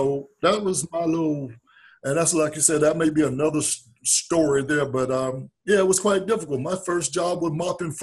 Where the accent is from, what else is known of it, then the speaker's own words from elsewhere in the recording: South Georgia, United States; I'm from South Georgia. Grandparents raised me.